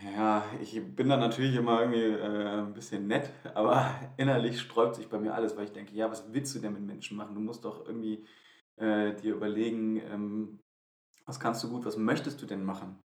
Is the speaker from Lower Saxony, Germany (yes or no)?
no; Wuppertal, North Rhine-Westphalia, Germany; in meiner Gemeinde in, in Wuppertal, äh, also in meiner Heimat